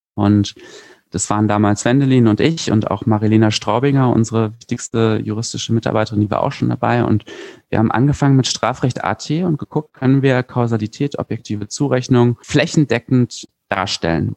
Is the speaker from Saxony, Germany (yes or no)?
no; Berlin, Germany; Ich komme aus Berlin